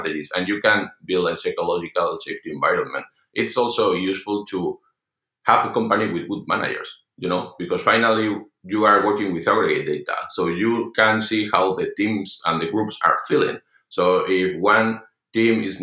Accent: Madrid, Community of Madrid, Spain; in Spain, I'm from Madrid

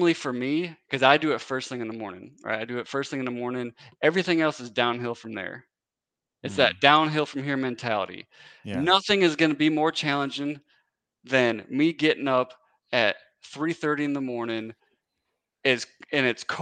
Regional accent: Wisconsin, United States; moved away as an adult; now in Tennessee, United States; So I'm originally from Wisconsin.

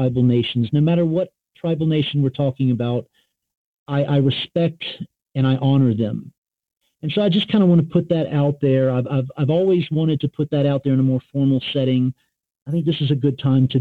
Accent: North Carolina, United States; I grew up in North Carolina.

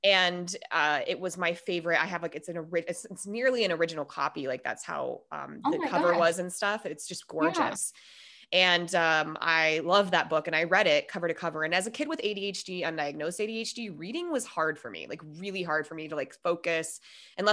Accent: Minnesota, United States; moved away; I'm originally from Minnesota and there was a lot of tornadoes when I was a kid

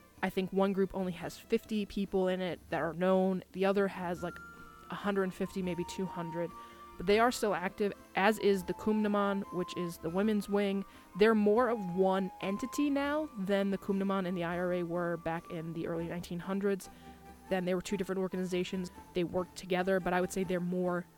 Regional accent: United States; an Irish American

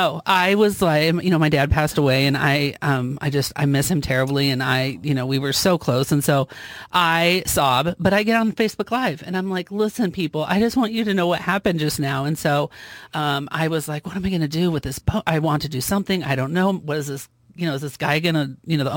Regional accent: Council Bluffs, Iowa, United States; that's my hometown

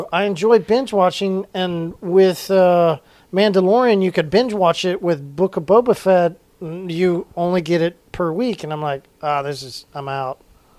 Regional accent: Tulsa, Oklahoma, United States; I'm from Tulsa.

